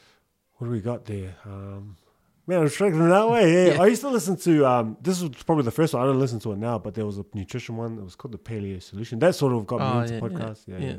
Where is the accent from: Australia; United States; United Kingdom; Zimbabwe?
Australia; I listen to an Aussie one because I'm Aussie as well.